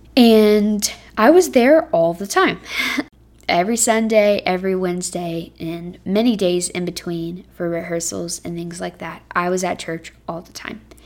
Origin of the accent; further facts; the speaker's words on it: Texas, United States; moved away as an adult; now in Cincinnati, United States; Texas, which is my home state